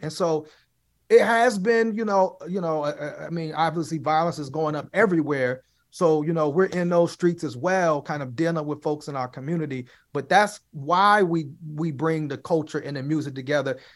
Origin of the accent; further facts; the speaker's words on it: Chicago, Illinois, United States; now in Pittsburgh, United States; I'm originally from Chicago, I'm originally from the South Side